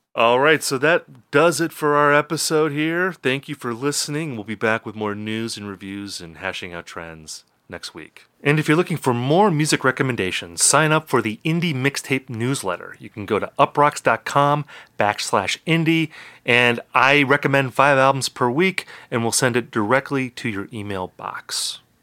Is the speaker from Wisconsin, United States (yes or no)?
yes; Wisconsin, United States; also born or lived in Minnesota; my home state of Wisconsin